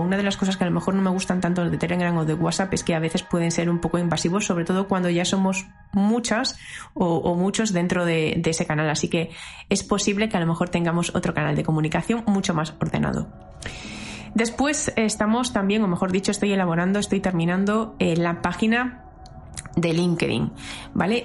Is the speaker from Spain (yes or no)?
yes; Galicia, Spain; yo soy gallega y tenía también muchas ganas de que tuviera mucho, mucho que ver con la tierriña